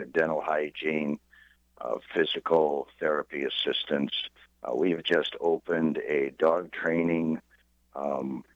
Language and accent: English; Toledo, Ohio, United States; moved away as an adult; also born or lived in East Lansing, Michigan / Detroit, Michigan; now in Southeast Ohio, United States; born and raised in Toledo, Ohio